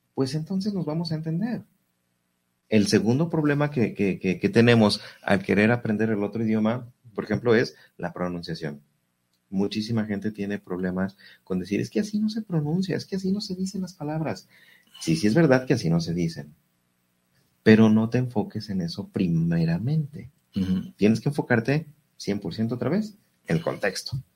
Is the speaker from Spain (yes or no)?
no; Mexico